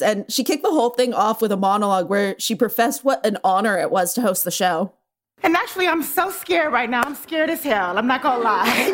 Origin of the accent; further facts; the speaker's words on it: New York, United States; now in Los Angeles, United States; I'm originally from New York, as is my uh, father and mother